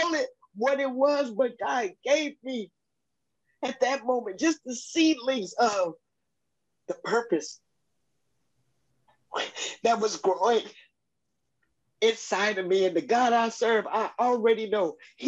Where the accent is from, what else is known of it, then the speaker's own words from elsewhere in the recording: Chicago, Illinois, United States; now in Louisville, United States; I'm from Chicago